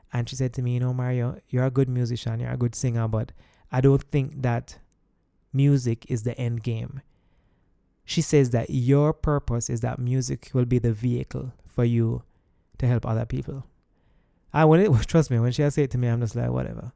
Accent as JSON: {"language": "English", "country": "Jamaica", "said": "I'm Jamaican"}